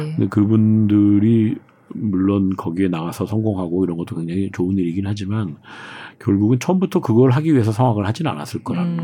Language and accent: Korean; South Korea; moved away as an adult; also born or lived in Germany; 한국 사람으로서 외국 나가서 살고 사는 것 자체도